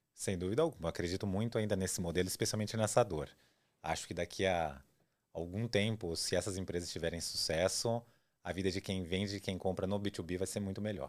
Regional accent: São Paulo, Brazil; also born or lived in Campinas/Valinhos/Vinhedo area, São Paulo state; eu nasci em São Paulo, cresci em São Paulo, morei sempre aqui

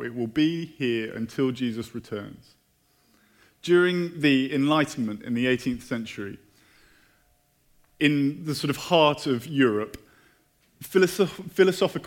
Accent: United Kingdom; moved away; I'm British.

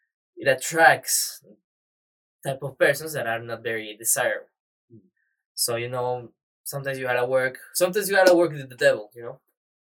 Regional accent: Mexico City, Mexico; I'm from Mexico City, Mexico.

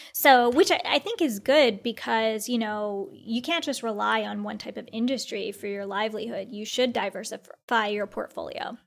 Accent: India; I'm Indian, so as an Indian

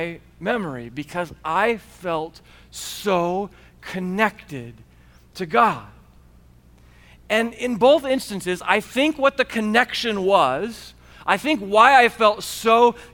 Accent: United States; as good Americans

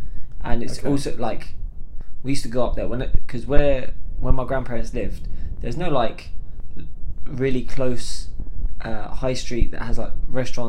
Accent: Scotland, United Kingdom; born or raised there; accent: Scottish; moved away; also born or lived in Slough

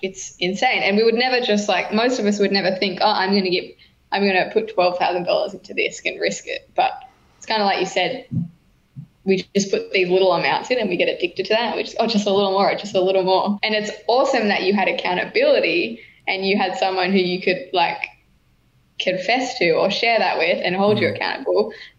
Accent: New South Wales, Australia; now in Queensland, Australia; I was born in New South Wales. I live across the road from New South Wales still.

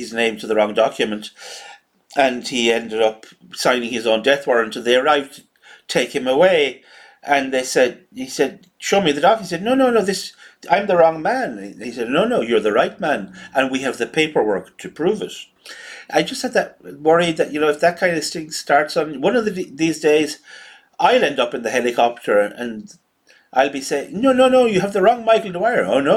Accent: Ireland

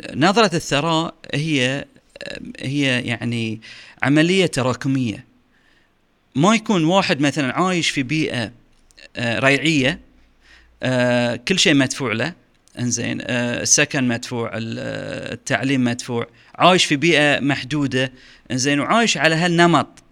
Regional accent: Bahrain; عندنا في البحرين

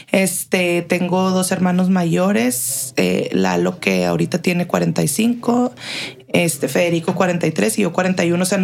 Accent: Chihuahua, Mexico; moved away as an adult; also born or lived in Monterrey, Mexico / Boston, United States; now in El Paso, United States; nací en Chihuahua, ahí crecí mi infancia, mi pubertad y cuando cumplo 18 años empiezo la carrera en el TEC de Monterrey Campus Chihuahua, un año y medio y antes de cumplir 20 me fui a Monterrey

